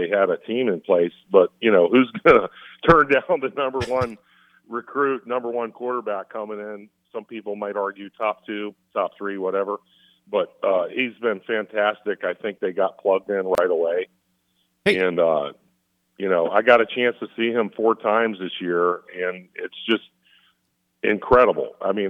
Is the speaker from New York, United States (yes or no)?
no; Georgia, United States; I grew up in Georgia